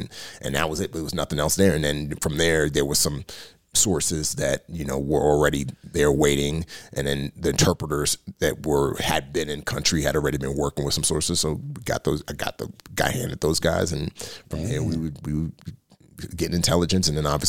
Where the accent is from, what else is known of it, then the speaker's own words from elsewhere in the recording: New York City, New York, United States; moved away; growing up in the Bronx